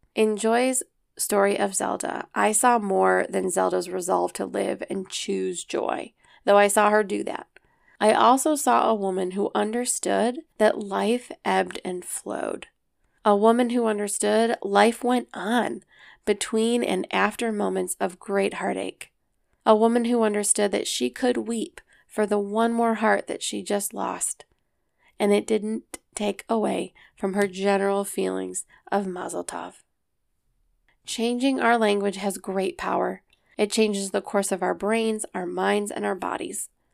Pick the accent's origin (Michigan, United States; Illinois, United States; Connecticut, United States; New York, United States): New York, United States; Rochester; I was born at Genesee Valley Hospital in Rochester, New York. my great-grandparents settled here